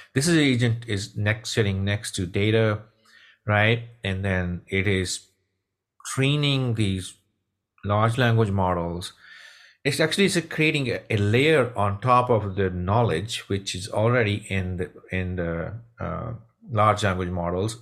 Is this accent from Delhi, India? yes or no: no; Punjab, India; moved away; also born or lived in Texas; I'm from Punjab, India.